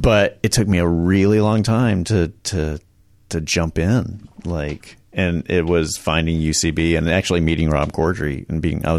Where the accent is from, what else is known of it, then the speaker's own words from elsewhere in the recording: Charlotte, North Carolina, United States; North Carolina.